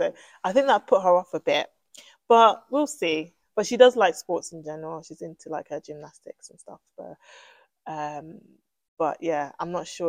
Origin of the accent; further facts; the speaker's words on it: Middlesex, London, United Kingdom; Middlesex, I was born and bred in Middlesex